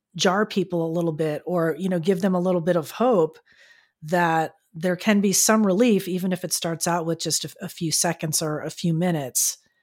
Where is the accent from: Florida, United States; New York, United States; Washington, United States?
Florida, United States; now in San Diego, United States; growing up in Florida, I never really saw them, and then when I moved here to California